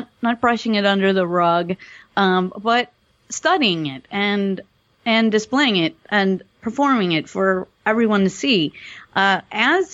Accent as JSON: {"language": "English", "town": "Milwaukee", "region": "Wisconsin", "country": "United States", "said": "I'm from Milwaukee, Wisconsin"}